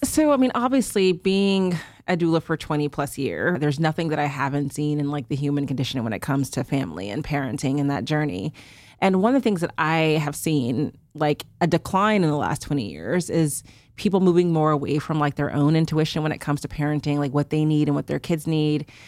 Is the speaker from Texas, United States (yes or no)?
yes; Houston, Texas, United States; moved away; I'm from Houston, so I did this in Houston, was home for the summer